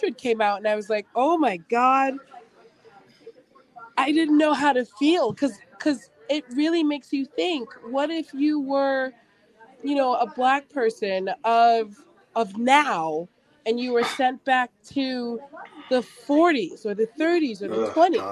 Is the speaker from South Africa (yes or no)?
no; England, United Kingdom; accent: English; now in United States; I actually grew up in England.